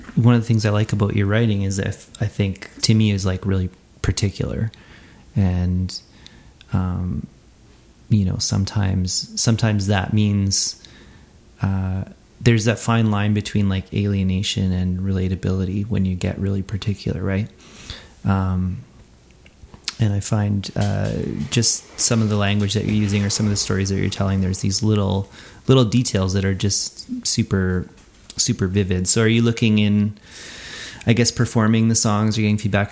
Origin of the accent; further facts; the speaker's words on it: Edmonton, Alberta, Canada; my hometown, Edmonton, Alberta, Canada